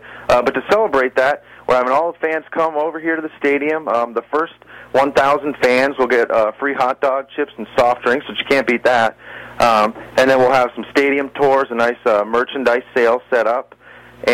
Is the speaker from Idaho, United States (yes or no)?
no; Tampa, Florida, United States; moved away as an adult; now in Savannah, United States; I'm from the Tampa, Florida area.